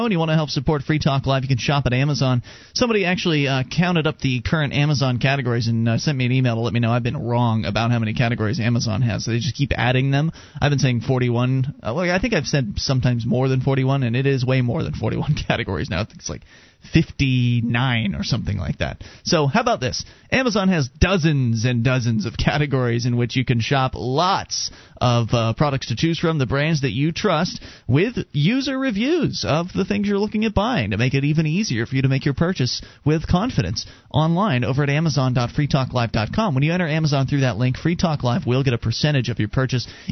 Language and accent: English; the South, United States; moved away; I was born in the South